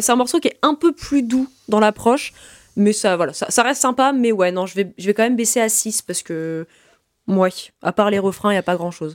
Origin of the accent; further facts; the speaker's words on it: Brittany, France; je suis bretonne